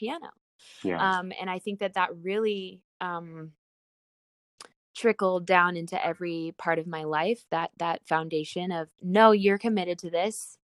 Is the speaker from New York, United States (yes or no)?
no; Orange County, California, United States; where I grew up in Orange County